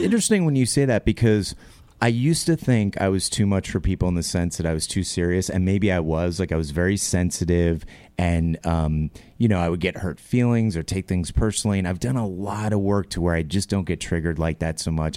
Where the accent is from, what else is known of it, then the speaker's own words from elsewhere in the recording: New York, United States; born and raised New Yorker